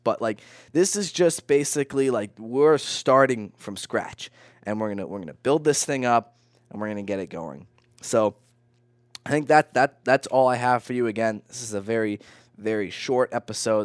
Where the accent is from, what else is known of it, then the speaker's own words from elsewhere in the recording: Vermont, United States; I'm from Vermont.